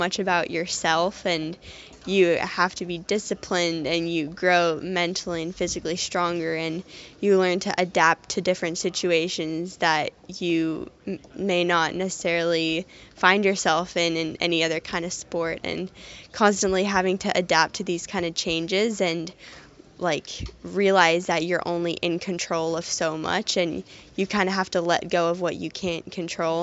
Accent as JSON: {"language": "English", "town": "San Francisco", "region": "California", "country": "United States", "tie": "born or raised there", "said": "growing up in San Francisco"}